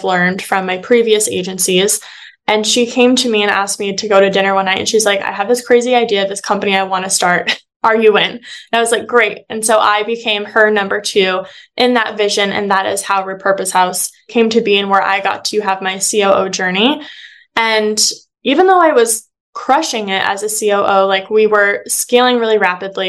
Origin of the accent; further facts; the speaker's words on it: Phoenix, Arizona, United States; a local marketing agency within my hometown in Phoenix